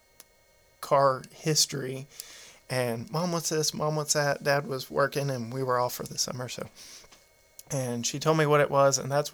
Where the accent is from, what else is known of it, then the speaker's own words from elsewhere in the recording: Tyler, Texas, United States; also born or lived in Houston, Texas; we moved from the Houston area to Tyler. And we were living in an apartment complex waiting for them to finish building our house